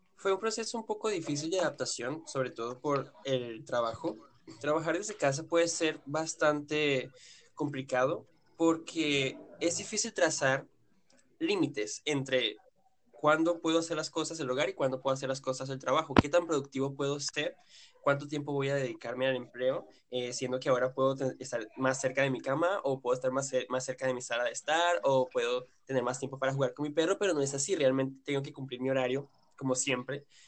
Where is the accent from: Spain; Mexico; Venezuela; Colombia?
Venezuela; moved away as an adult; also born or lived in Yaracuy, Venezuela; now in Brazil; los tres somos venezolanos